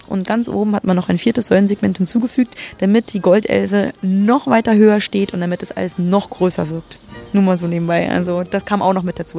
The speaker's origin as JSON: {"language": "German", "country": "Germany", "tie": "born or raised there", "said": "ich bin ja im Osten groß geworden"}